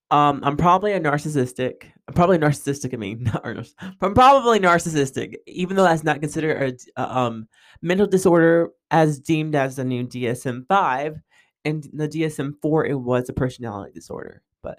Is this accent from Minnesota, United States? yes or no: no; New York, United States; also born or lived in Texas / California / Germany; lived in Texas, I've lived in California, I've lived in, you know, Germany, I lived all over. And so my accent and my voice has probably picked up on a lot of different things. And so I talk fast, you know, from New York. That's my New York side, I guess.